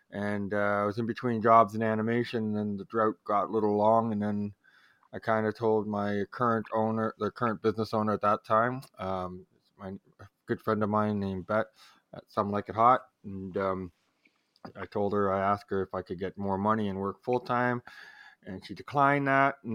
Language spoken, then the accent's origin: English; Canada; time I tell people from America I'm from Canada, especially on stage, immediately, eh?